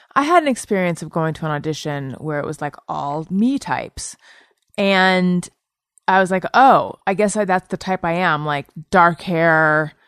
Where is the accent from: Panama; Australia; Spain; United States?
United States; Orange County, California; moved away as an adult; also born or lived in Claremont / New York City; now in Los Angeles, United States; I'm from Orange County.